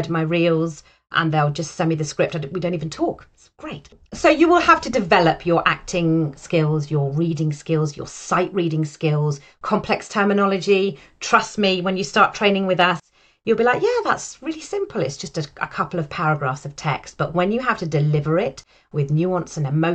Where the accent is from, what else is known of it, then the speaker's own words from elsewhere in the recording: United Kingdom; I sit in the market as a British, white, middle-aged, female voice actor